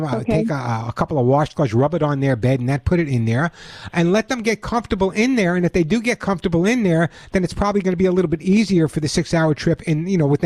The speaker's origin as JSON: {"language": "English", "area": "Long Island", "region": "New York", "country": "United States", "tie": "born or raised there", "moved": "yes", "lives_now": "California, United States", "said": "I grew up on Long Island"}